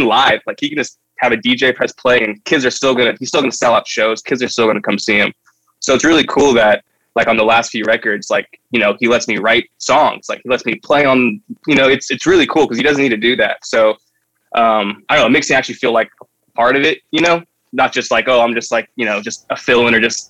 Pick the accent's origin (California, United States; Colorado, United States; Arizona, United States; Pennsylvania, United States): California, United States; Santa Barbara; I'm from Santa Barbara. And at the time, there was a really good, like, punk hardcore scene, like, when I was in middle school and high school.